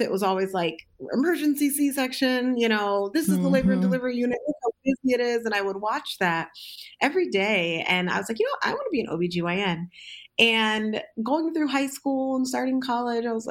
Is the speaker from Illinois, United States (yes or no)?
no; Southern California, United States; moved away as an adult; also born or lived in Alaska; now in Detroit, United States; I am originally from Southern California